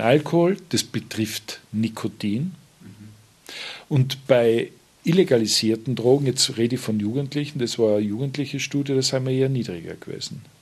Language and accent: German; Tyrol, Austria